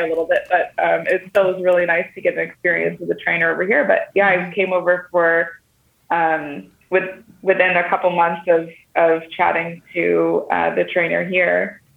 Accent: Syracuse, New York, United States; moved away as an adult; also born or lived in Australia; now in Netherlands; I'm from Syracuse, New York.

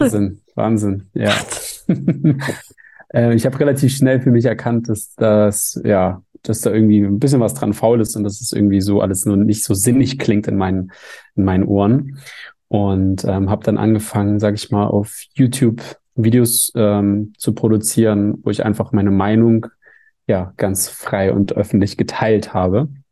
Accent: Hamburg, Germany; in Hamburg, der Stadt, wo ich herkomme

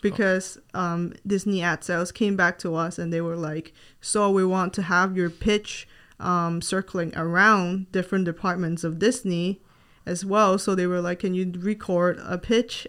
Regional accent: Hong Kong; moved away as an adult; now in Gainesville, United States; I am not from the U S, and I moved here from Hong Kong when I was nineteen to start my college education.

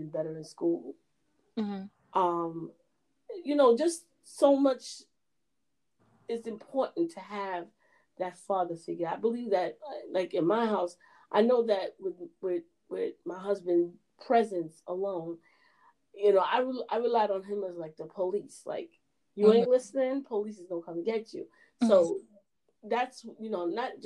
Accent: Jamaica; we're Jamaican

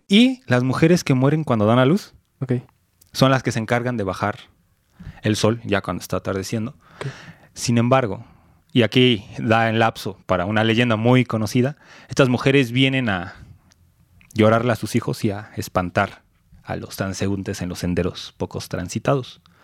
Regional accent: Mexico; somos mexicanos

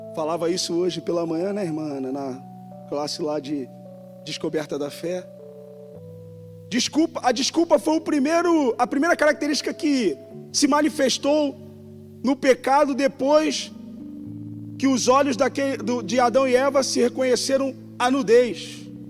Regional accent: Rio de Janeiro, Brazil; accent: carioca; now in São Paulo, Brazil; eu sou do Rio de Janeiro, não tem nem quase sotaque

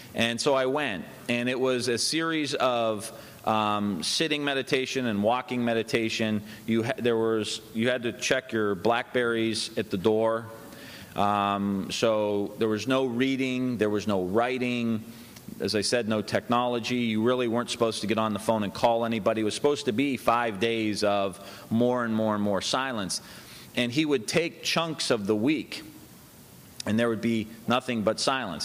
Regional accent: Ohio, United States; I'm from Ohio.

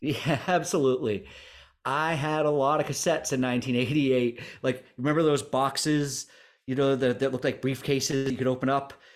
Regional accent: Newport, Vermont, United States; we're, we're from Newport, Vermont

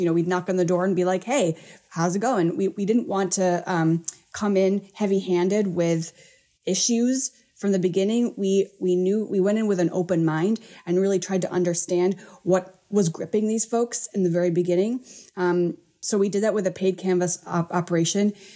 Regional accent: Midwest, United States; I grew up in the Midwest

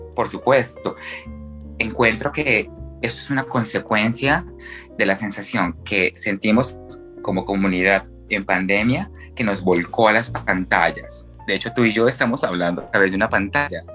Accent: Bucaramanga, Santander, Colombia; nací en Bucaramanga, eh, tengo 33 años

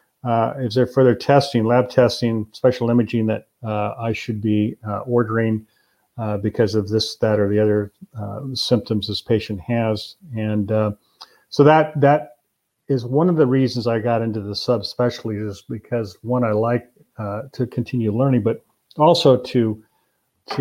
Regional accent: Albany, Oregon, United States; I grew up in Albany

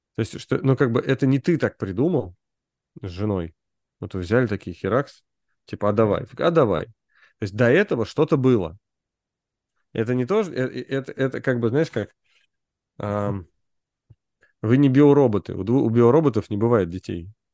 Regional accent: Moscow, Russia; мы же все вот типа москвичи

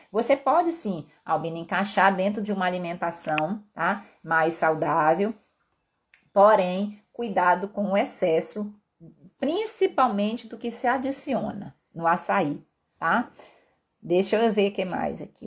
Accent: Pará, Brazil; accent: mixed with Northeast; moved away as an adult; also born or lived in Belo Horizonte, Brazil / Rio de Janeiro, Brazil; now in Vitória, Brazil; Eu sou paraense de uma terra onde a gente consome muita tapioca

